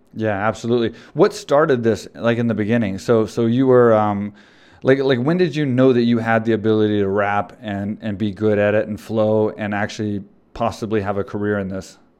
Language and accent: English; Texas, United States; I grew up in Texas and I'm, I'm in Texas